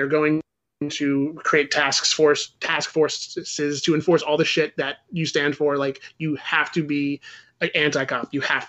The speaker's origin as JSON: {"language": "English", "country": "Canada", "said": "And yeah, and you know, I'm Canadian, so fucking I love hockey and whatever else his stupid shit was."}